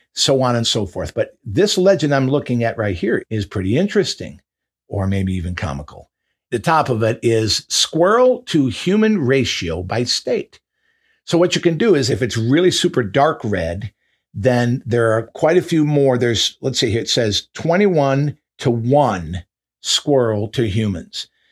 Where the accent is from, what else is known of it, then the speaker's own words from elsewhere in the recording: Michigan, United States; moved away; my home state of Michigan